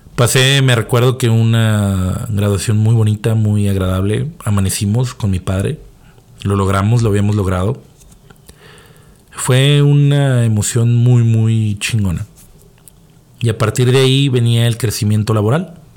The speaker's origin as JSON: {"language": "Spanish", "country": "Mexico", "said": "porque todos somos mexicanos"}